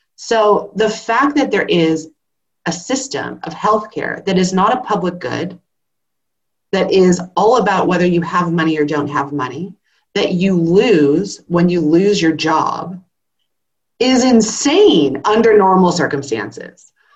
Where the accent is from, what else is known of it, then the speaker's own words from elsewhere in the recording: California, United States; now in Australia; I'm a Californian